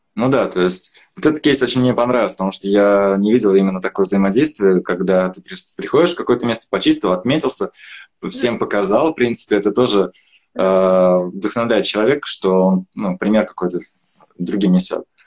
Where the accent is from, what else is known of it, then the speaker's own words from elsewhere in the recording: Troitamak, Bashkortostan, Russia; я сам из Тройтамака, из Башкирии